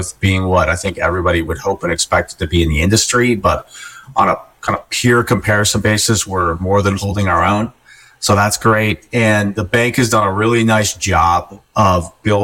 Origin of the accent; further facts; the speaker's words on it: Colorado, United States; moved away; I was born and raised in Colorado and have moved all over the country